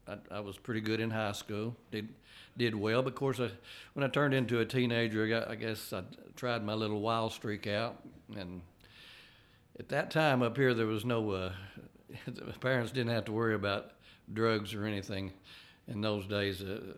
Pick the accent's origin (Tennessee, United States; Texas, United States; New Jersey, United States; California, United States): Tennessee, United States; Tracy City; and so as I grew up in Grundy County and Tracy City.